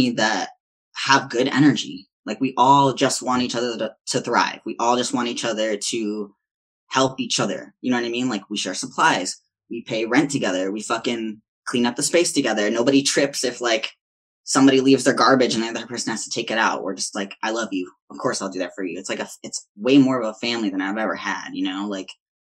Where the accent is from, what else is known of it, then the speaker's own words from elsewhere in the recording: Chicago, Illinois, United States; also born or lived in Wisconsin; now in San Francisco, United States; I'm from Chicago